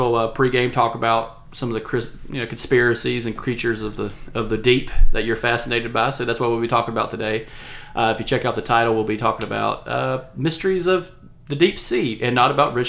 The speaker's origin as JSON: {"language": "English", "region": "East Coast", "country": "United States", "said": "we associate with the Atlantic because we're from the East Coast"}